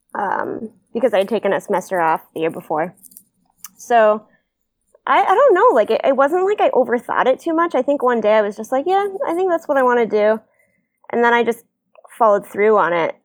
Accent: Maine, United States; I'm from Maine

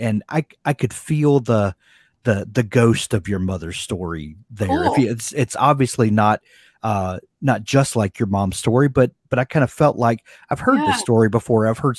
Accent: South Mississippi, United States; moved away; also born or lived in Colorado; Well, I'm from South Mississippi and I feel that same connection that we lived out west for a while in Colorado and I was still a Mississippi boy in Colorado

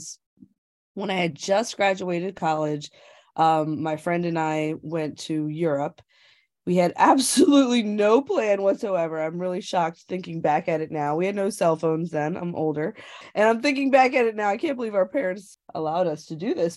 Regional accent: United States; as an American

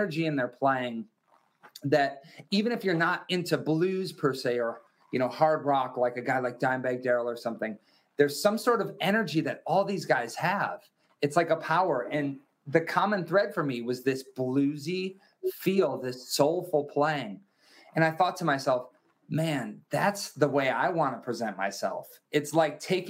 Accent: Wisconsin, United States; I grew up in Wisconsin in America

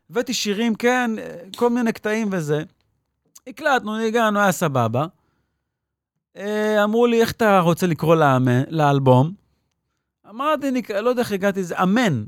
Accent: Petah Tikva, Central District, Israel; moved away as an adult; also born or lived in New York / Jerusalem; נולדתי וגדלתי בפתח תקווה

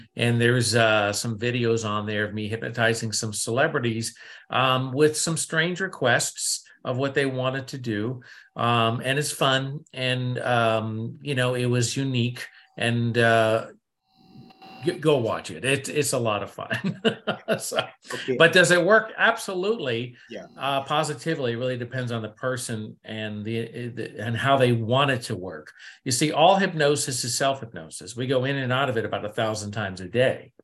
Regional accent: New England, United States; I come from New England, East Coast, here in America, and I was brought up to be cynic and skeptic

